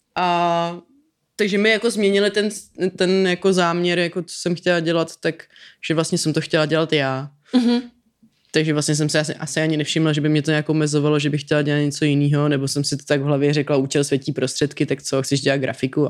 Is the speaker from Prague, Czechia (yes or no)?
yes; Prague, Czechia; já jsem Pražák